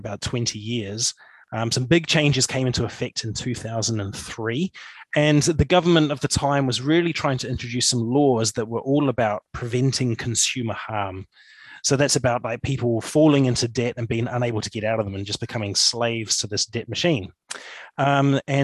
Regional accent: Papakura, Auckland, New Zealand; moved away as an adult; now in Motueka, New Zealand; I grew up in Papakura

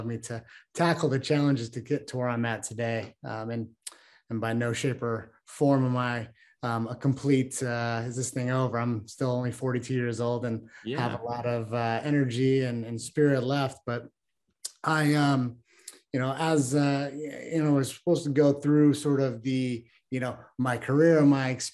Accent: Chicago, Illinois, United States; I was born and raised in Chicago, Illinois.

